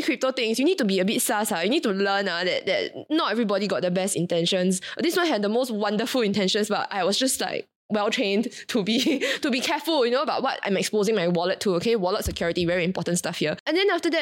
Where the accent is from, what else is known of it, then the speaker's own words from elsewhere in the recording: Singapore; I came from Singapore